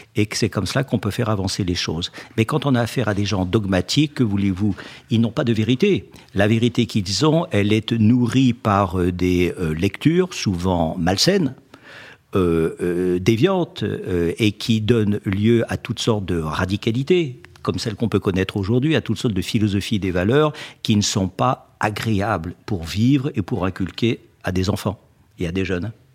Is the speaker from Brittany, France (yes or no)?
no; Alsace, Grand Est, France; je suis alsacien